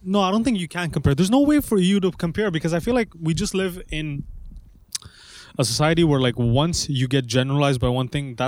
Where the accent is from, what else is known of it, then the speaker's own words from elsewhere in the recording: Canada; as a Canadian